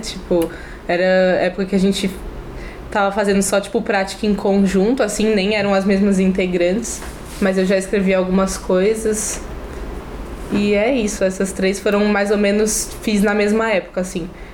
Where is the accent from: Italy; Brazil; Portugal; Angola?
Brazil; São Paulo; now in Florianópolis, Brazil; nasci em São Paulo, moro em Floripa